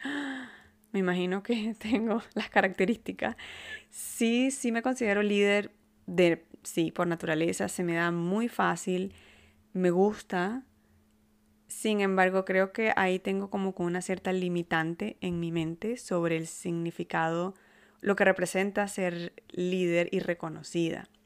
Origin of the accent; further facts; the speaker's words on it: Maracaibo, Zulia, Venezuela; now in Canada; en Maracaibo, de donde yo vengo